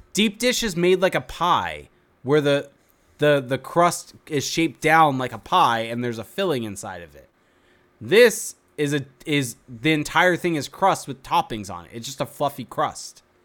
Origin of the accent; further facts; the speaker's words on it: Whittier, California, United States; where I grew up in Whittier